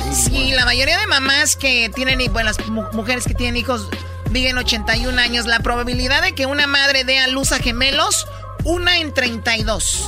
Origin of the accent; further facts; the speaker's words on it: Jalisco, Mexico; yo soy de Jalisco.